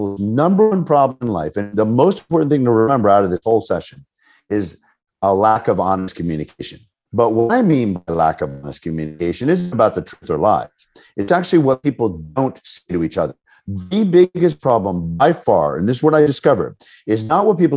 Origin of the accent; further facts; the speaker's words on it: Washington metropolitan area, United States; I grew up in the Washington metropolitan area